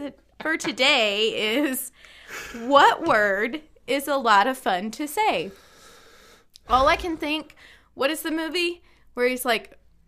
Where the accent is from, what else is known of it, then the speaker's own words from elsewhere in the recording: North Carolina, United States; also born or lived in Maryland; It's because my childhood was split. I went from North Carolina to Maryland, and my poor accent didn't know which way to go.